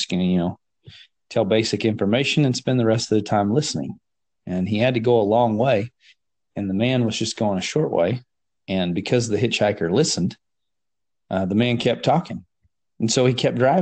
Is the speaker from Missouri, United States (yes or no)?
no; West Texas, United States; I grew up in West Texas